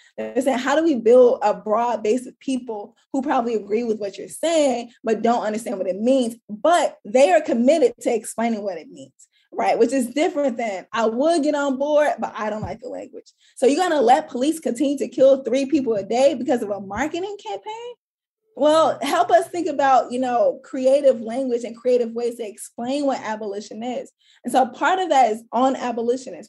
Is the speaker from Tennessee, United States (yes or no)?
no; St. Louis, Missouri, United States; where I grew up in St. Louis, I did not grow up in a community with tree lined streets.